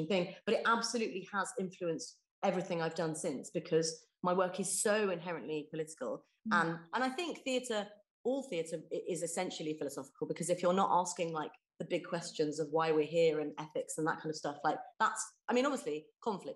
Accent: West Country, South West England, United Kingdom; I grew up in the West Country

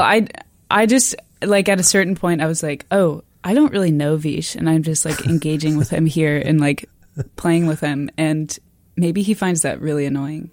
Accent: Austin, Texas, United States; moved away as an adult; also born or lived in Arkansas; now in Canada; I'm from Texas, but I grew up in Austin

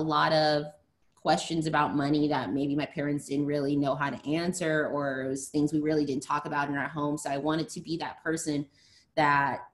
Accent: Las Vegas, Nevada, United States; also born or lived in California; I'm originally from California, but I have been in Las Vegas since I was 7 years old. So I'm in Las Vegas, Nevada.

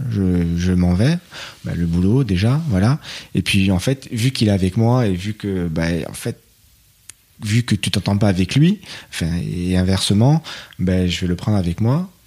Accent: Paris, Île-de-France, France; en tant que Parisien, chacun avait son coin.

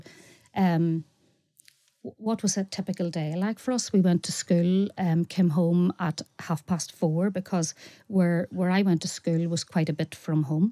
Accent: Carrickmore, Northern Ireland, United Kingdom; I come from Carrickmore and it is 100% a Republican area

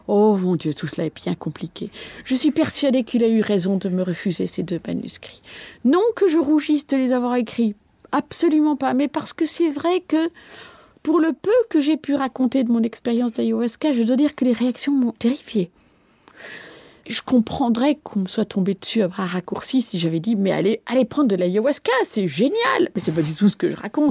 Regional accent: Belgium; je ne suis pas française et que je suis belge

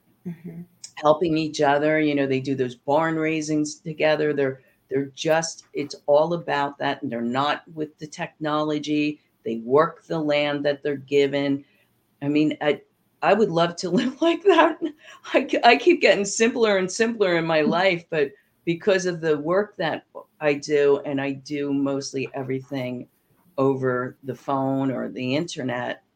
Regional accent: New Jersey, United States; moved away; I'm from New Jersey originally, and when I was small, my parents used to take me there

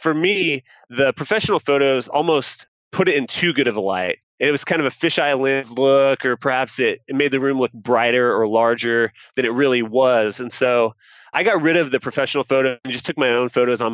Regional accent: Kansas, United States; now in San Diego, United States; I'm from Kansas

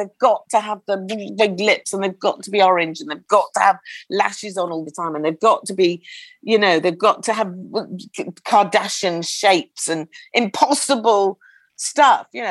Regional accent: United Kingdom; we're British

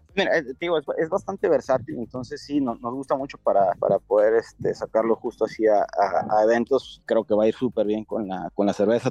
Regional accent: Ensenada, Baja California, Mexico; yo soy aquí de Ensenada

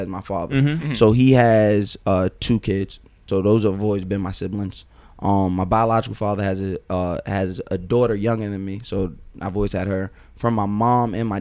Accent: North Babylon, New York, United States; Growing up, my address was always North Babylon.

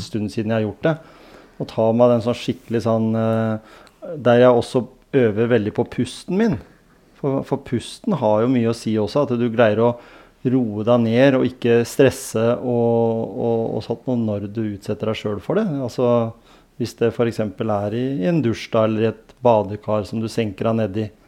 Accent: Grenland, Vestfold og Telemark, Norway; Grenland, der jeg kommer fra

